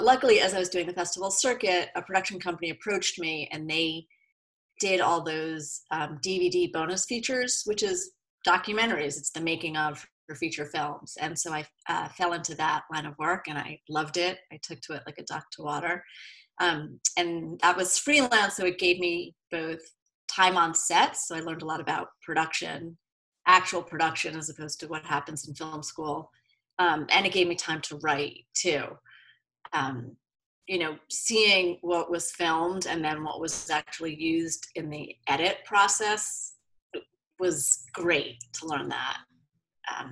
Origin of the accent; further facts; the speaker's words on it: East Coast, United States; moved away as an adult; now in Los Angeles, United States; I'm from the East Coast, and I moved here